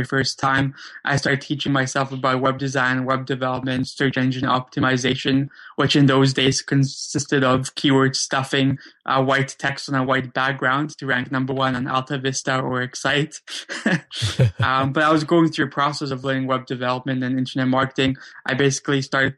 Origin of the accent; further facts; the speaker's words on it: Vancouver, British Columbia, Canada; also born or lived in Krakow, Poland; I grew up in Vancouver, Canada, though I was originally born in Krakow, Poland. Me, my brother, my mom and my dad, we immigrated over to Canada in 1991 when I was only 7 or 8 years old